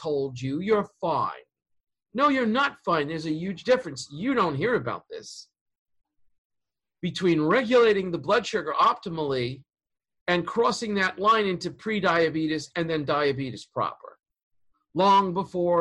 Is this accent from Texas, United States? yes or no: no; New York City, New York, United States; I'm from Queens. Elmhurst. I was born in that hospital